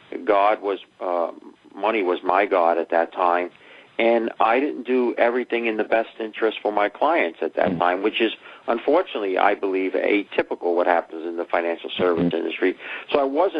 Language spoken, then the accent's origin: English; New York City, New York, United States; Growing up in the Bronx, didn't finish high school.